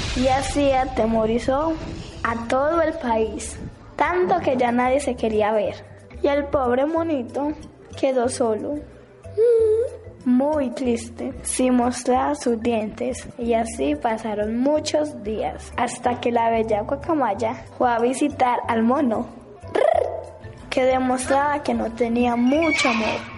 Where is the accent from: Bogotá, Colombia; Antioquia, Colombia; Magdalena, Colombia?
Antioquia, Colombia; Medellín; Tengo 11 años. Soy de la Comuna 2